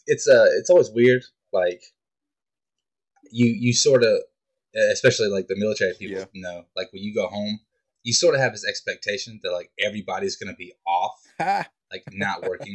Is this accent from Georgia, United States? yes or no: yes; Greenville, Georgia, United States; moved away; I'm from Greenville, and I think I graduated with 70 people. It ain't a lot of people out there.